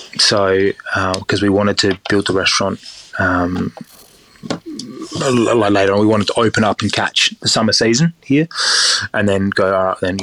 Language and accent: English; Stirling, South Australia, Australia; I grew up in Stirling, so that's the reason why it was also in Stirling.